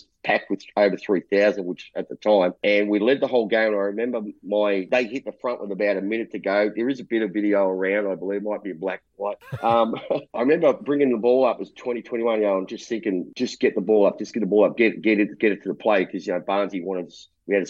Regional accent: Melbourne, Victoria, Australia; also born or lived in Broadmeadows; I grew up in Collingwood.

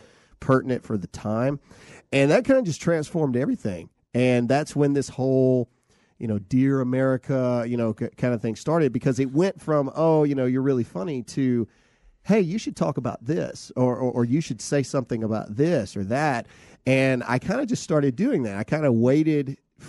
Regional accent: Lowndes County, Mississippi, United States; Lowndes County representing.

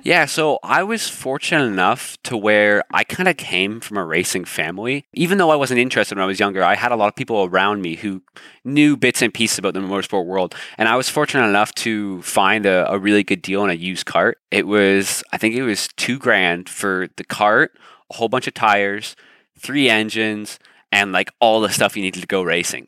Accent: Toronto, Ontario, Canada; I'm born and raised in Canada. So born in Toronto.

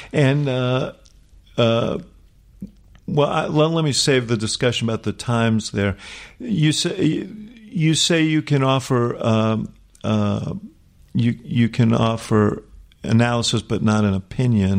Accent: New York City, New York, United States; Stuyvesant Town where I grew up in New York

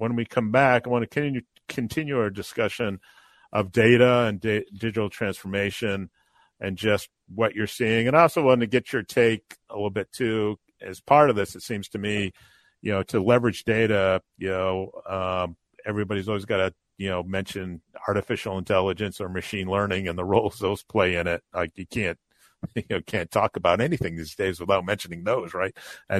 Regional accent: near Loring Air Force Base, Maine, United States; I grew up near Loring Air Force Base up in Maine

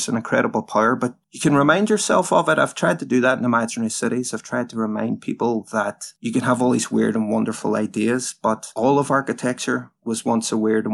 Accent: Derry, Northern Ireland, United Kingdom; the city that I'm in now, my hometown, Derry

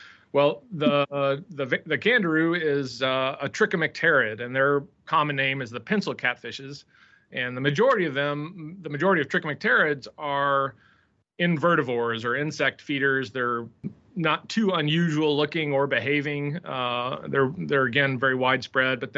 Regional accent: Nashville, Tennessee, United States; I grew up in Nashville, Tennessee

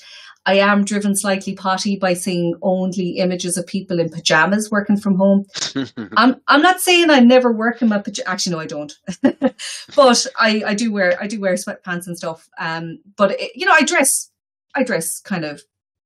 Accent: Galway, Connacht, Ireland; moved away as an adult; now in Mayo, Ireland; I'm from Galway.

